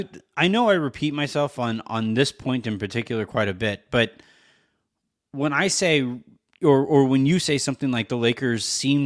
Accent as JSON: {"language": "English", "region": "California", "country": "United States", "tie": "born or raised there", "said": "so I grew up in Orange County and I went to a fairly big high school"}